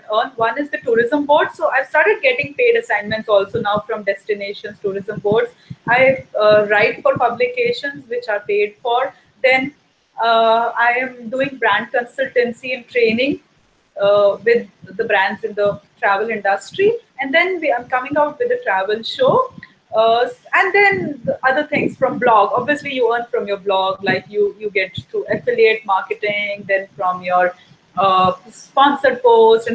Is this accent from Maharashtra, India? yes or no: no; Delhi, India; I'm from India where the culture is very different.